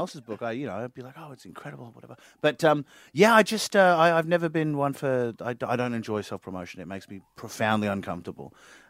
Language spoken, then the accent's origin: English; Queensland, Australia; I mean, I'm from Queensland and the only time you're ever allowed to promote yourself is, you know, promoting Origin and that you've watched it.